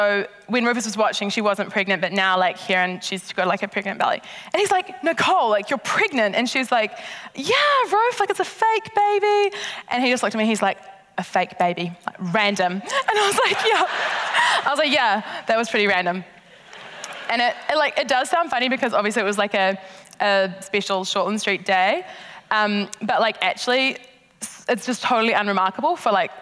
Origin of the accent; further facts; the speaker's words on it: South Island, New Zealand; We're from the South Island